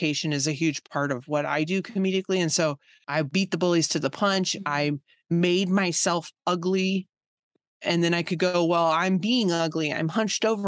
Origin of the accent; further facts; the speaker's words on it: Virginia, United States; I grew up in Virginia